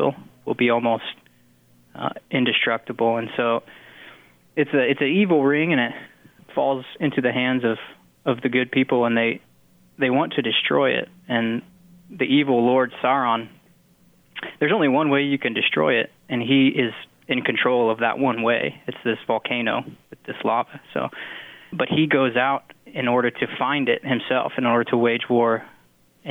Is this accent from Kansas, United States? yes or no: yes; Garden Plain, Kansas, United States; I grew up in Garden Plain, Kansas